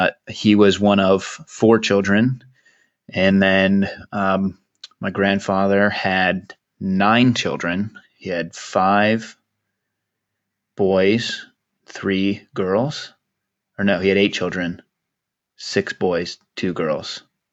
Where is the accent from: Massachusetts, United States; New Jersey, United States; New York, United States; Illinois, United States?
New York, United States; Poughkeepsie; born there; and I was born in Poughkeepsie, New York, because my dad was, I don't think he was in engineering at IBM.